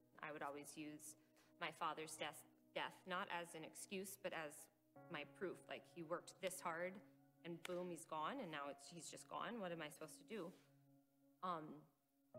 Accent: Northern Michigan, United States; also born or lived in New York; I was born in New York, but moved to Northern Michigan

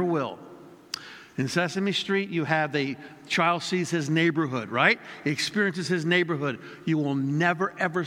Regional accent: United States; I'm second generation born in America

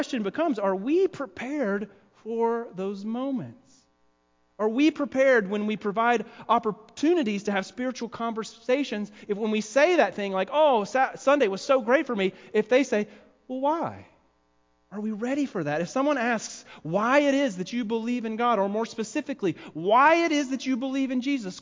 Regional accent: the South, United States; accent: southern; moved away; I'm from the South

